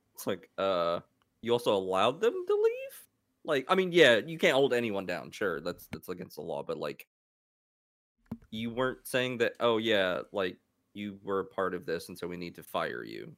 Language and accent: English; United States; me being an American